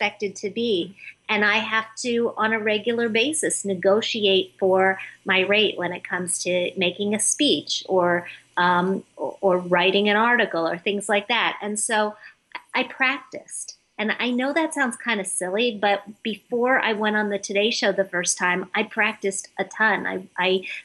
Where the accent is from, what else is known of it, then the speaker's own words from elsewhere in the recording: Midwest, United States; growing up in the Midwest where nobody talks about this stuff